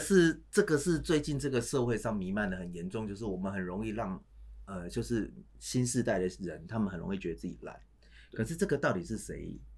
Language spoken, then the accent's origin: Chinese; Taiwan; 我们台湾人